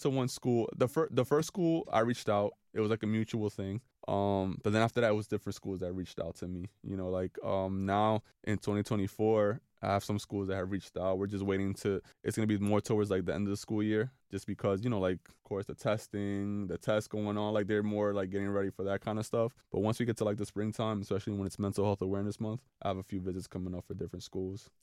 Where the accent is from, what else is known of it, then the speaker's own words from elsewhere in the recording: New York City, New York, United States; a Dominican, born and raised in New York City